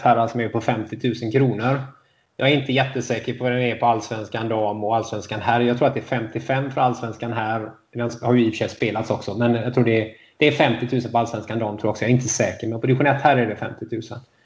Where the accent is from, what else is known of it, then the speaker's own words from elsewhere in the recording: Gothenburg, Västra Götaland, Sweden; det säger jag som göteborgare